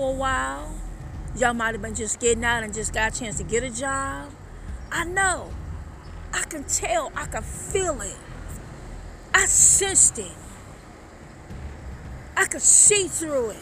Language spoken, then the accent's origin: English; Detroit, Michigan, United States; moved away; also born or lived in Brooklyn, New York / Venice Beach, Los Angeles; I'm from Detroit, baby. I'm from Detroit. I'm from Brooklyn as well. I grew up around the Motown